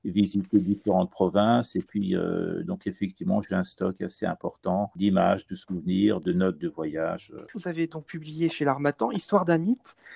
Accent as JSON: {"language": "French", "country": "France", "tie": "born or raised there", "said": "La première fois, je suis venu à 5 ans avec mes parents. Et, euh, où j'ai fait l'école primaire. Donc le français, en quelque sorte, c'est ma deuxième langue maternelle."}